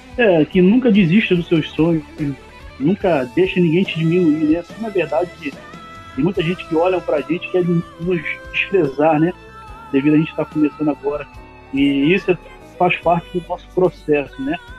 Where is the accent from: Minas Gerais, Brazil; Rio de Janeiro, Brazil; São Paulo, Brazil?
Rio de Janeiro, Brazil; Eu sou do Rio de Janeiro, tenho 33 anos